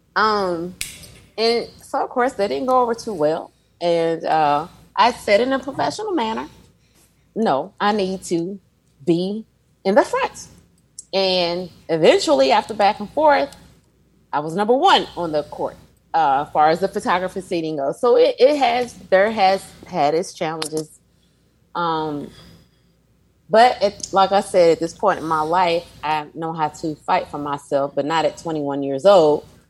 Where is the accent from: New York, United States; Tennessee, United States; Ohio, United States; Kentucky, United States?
Kentucky, United States; Louisville; my hometown of Louisville